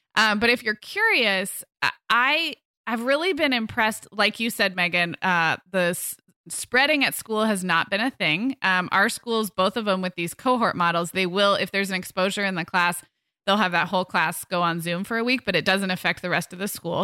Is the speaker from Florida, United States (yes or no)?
no; Santa Barbara, California, United States; moved away; we moved our family um up to back to my hometown in july